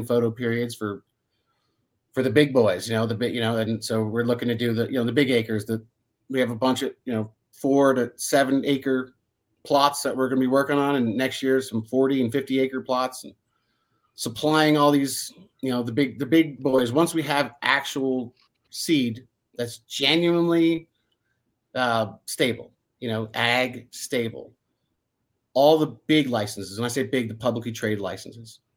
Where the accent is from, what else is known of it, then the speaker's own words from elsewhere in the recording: New Jersey, United States; I grew up in New Jersey where we had holly trees